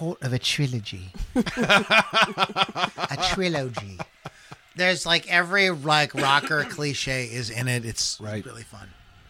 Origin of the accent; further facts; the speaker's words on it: southwestern Pennsylvania, United States; and I'm from southwestern Pennsylvania. So, you can't tell by my accent.